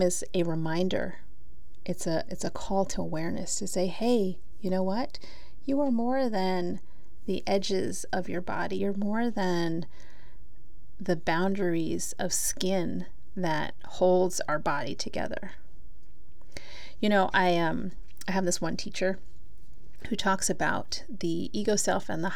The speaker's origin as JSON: {"language": "English", "country": "Philippines", "said": "I'm Filipina"}